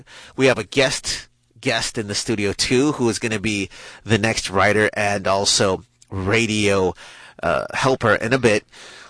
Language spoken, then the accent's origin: English; Texas, United States; We're Texan.